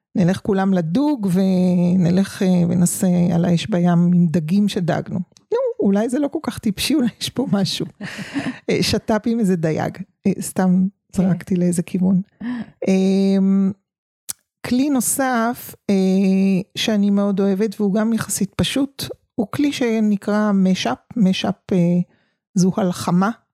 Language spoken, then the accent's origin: Hebrew; Tel Aviv, Tel Aviv District, Israel; moved away as an adult; also born or lived in a village (unnamed); אני תל אביבית במקור ויום בהיר אחד, אה, העתקנו את חיינו לכפר